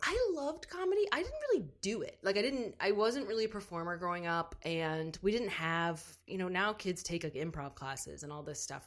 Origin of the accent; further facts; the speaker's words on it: New Albany, Indiana, United States; I am originally from New Albany, Indiana